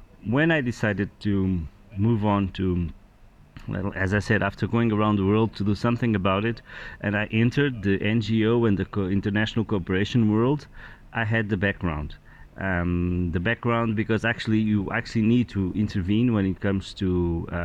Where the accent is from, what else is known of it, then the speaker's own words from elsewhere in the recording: Lisbon, Portugal; I'm just a Portuguese man. 45 years old, I was born in Lisbon, I love my city